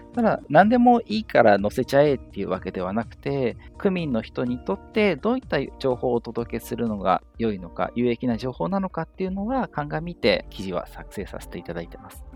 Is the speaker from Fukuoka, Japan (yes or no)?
no; Yokohama, Kanagawa, Japan; 緑区でもう生まれた時からずっと過ごしている緑区大好きっ子なので